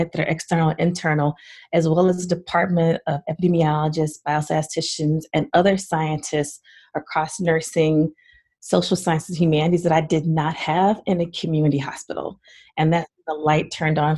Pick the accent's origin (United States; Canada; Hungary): United States; the South; moved away; I was born and raised in the South